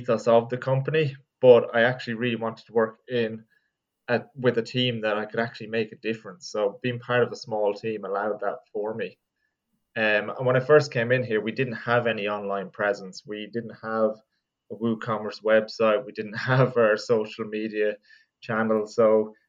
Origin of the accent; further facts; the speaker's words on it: Longford, County Longford, Ireland; moved away as an adult; also born or lived in Carlow; now in Dublin, Ireland; I'm from Longford, and I've been living in Dublin for about the last 5 or 6 years